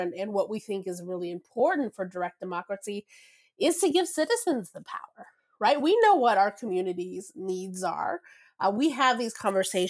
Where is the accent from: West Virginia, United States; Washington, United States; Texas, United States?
Texas, United States; moved away; also born or lived in Venezuela; I grew up in Texas. We do not have the citizen-led process in my home state.